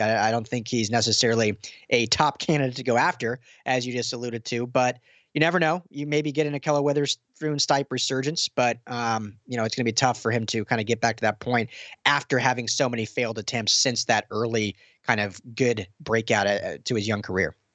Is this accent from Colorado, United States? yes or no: yes; Denver, Colorado, United States; now in Los Angeles, United States; I'm from Denver, Colorado originally